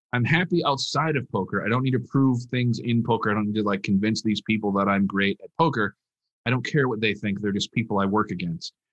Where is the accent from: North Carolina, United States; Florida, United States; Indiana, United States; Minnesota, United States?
Minnesota, United States; moved away as an adult; now in Las Vegas, United States; I'm from Minnesota